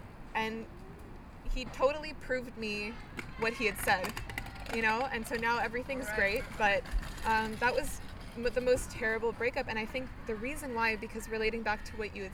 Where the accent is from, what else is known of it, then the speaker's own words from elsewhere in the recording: Bulgaria; I'm from Bulgaria.